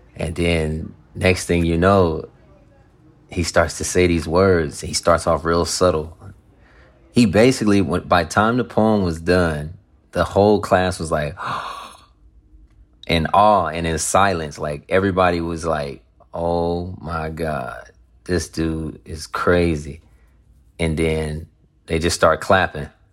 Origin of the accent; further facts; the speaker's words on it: Compton, California, United States; I'm from West Side over here